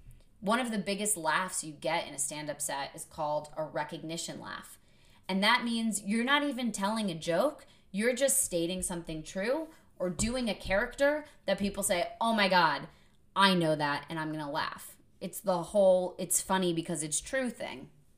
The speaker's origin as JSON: {"language": "English", "region": "New England", "country": "United States", "tie": "born or raised there", "said": "because I've known so many people from Boston growing up in New England."}